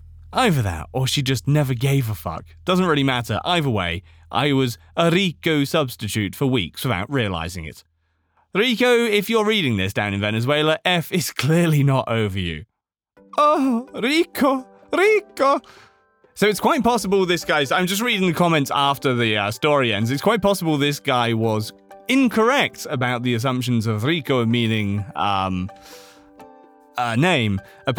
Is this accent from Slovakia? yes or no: yes; Slovakia; English is a second language; This happened a long time ago when I was about 12 years old. I'm from Slovakia, where we have this really weird tradition during Easter.